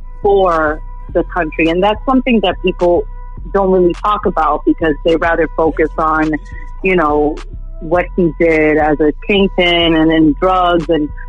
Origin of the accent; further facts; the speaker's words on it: Miami, Florida, United States; also born or lived in Medellin, Colombia; I was born in Miami, Jackson Memorial.